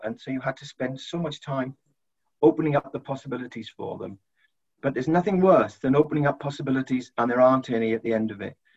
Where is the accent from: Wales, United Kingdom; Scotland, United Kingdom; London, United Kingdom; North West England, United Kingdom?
Wales, United Kingdom; South; poor family in South Wales. We lived in a prefab.